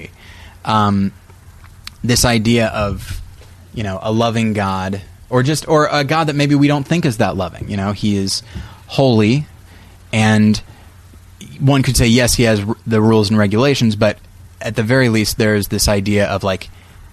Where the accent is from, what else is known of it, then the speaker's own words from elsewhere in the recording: United States; we're American